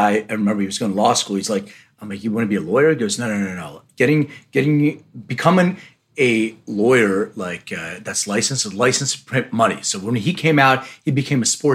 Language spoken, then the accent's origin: English; Philadelphia, Pennsylvania, United States; I'm from Philly